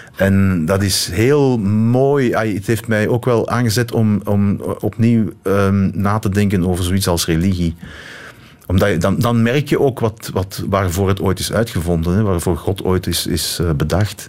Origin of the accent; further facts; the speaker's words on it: Limburg, Flanders, Belgium; moved away; also born or lived in East Cantons; wij als kind in de Limburg